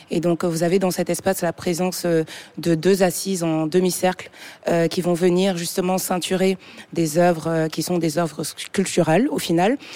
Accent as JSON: {"language": "French", "country": "Togo", "tie": "born or raised there", "also_born_or_lived": "Senegal / Montreal", "said": "J'ai grandi au Togo et je suis arrivée au Sénégal en 2017, d'où je suis originaire."}